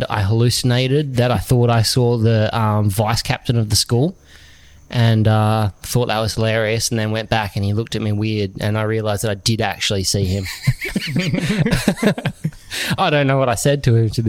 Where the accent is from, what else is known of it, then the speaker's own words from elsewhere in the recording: Samson, Western Australia, Australia; I come from Samson